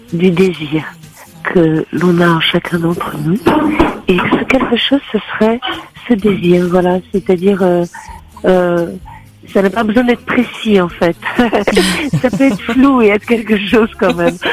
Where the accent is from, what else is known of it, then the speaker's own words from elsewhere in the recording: Turin, Piedmont, Italy; moved away; je suis née à Turin